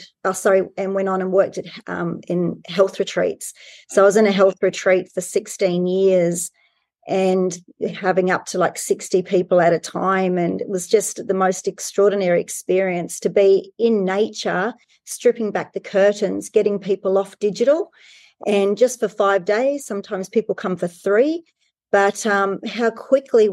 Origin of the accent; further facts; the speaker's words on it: New Zealand; I grew up in New Zealand